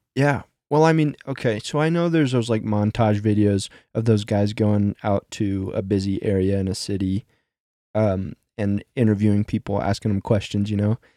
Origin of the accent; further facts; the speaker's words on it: Midwest, United States; growing up in the Midwest